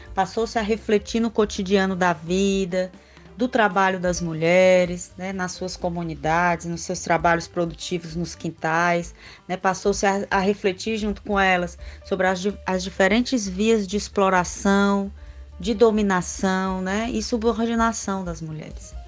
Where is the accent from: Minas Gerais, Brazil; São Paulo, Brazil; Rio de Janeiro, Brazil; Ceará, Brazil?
Ceará, Brazil; Sobral; also born or lived in Sertões de Canindé; eu fui criada no interior de Sobral, aqui no Ceará, né, no estado do Ceará, eu falo do Ceará